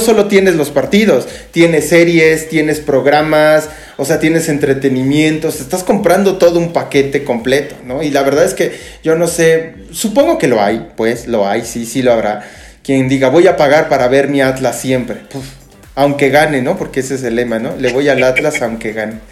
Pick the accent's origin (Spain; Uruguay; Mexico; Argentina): Mexico